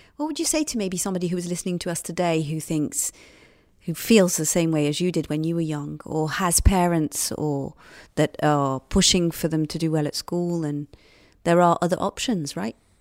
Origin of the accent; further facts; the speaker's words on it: United Kingdom; accent: British; I'm British, as you can hear by the accent.